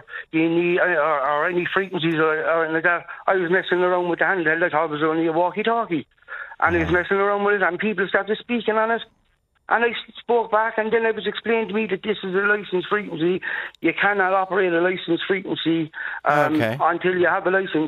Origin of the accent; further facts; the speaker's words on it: Cork, Munster, Ireland; In Cork, I'm originally from Collins's Barracks Glen.